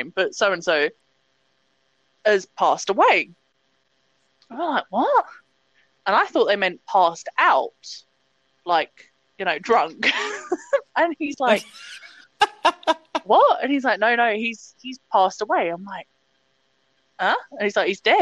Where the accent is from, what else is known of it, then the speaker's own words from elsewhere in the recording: England, United Kingdom; I came back home to England for 3 months